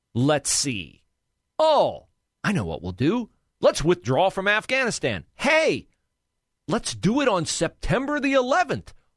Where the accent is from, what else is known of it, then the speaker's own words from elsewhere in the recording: West Liberty, Ohio, United States; moved away as an adult; also born or lived in Cleveland, Ohio / Troy, Ohio; now in Columbus, United States; my home area, reaches up to my hometown, West Liberty, Ohio